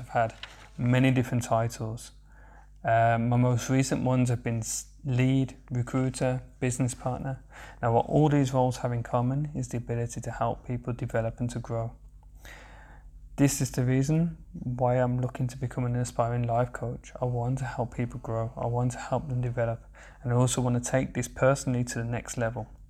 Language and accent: English; Birmingham, West Midlands, United Kingdom; accent: Birmingham/Sandwell; moved away as an adult; now in Berlin, Germany; I'm originally from Birmingham in the UK. I have a very, very strong accent